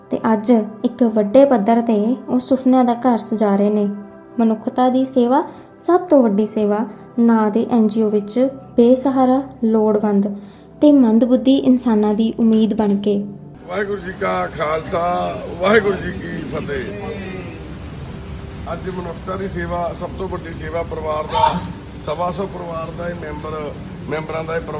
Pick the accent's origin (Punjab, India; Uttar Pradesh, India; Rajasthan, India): Uttar Pradesh, India; Mathura; दोस्तों मैं मथुरा से हूँ और आपको मैं जानकारी दूंगा यहाँ की सबसे प्रचलित होली के बारे में